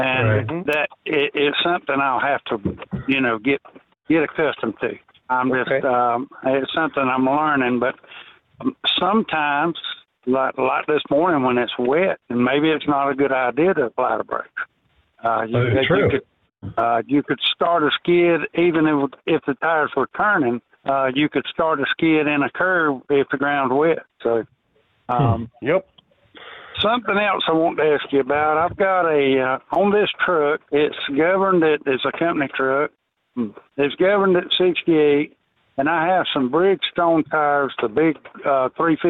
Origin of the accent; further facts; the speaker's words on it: Georgia, United States; I'm from Georgia